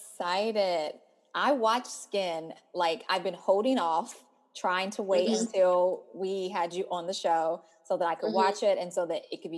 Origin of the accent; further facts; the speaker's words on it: United States; as an American, as a Black American